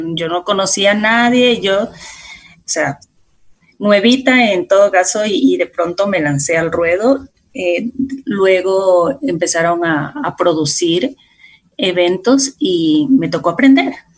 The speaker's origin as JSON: {"language": "Spanish", "town": "La Unión", "region": "Esmeraldas", "country": "Ecuador", "tie": "born or raised there", "said": "yo vengo de Esmeraldas, exactamente de un pueblito que se llama La Unión, antes, ah, de, antes de Quinindé"}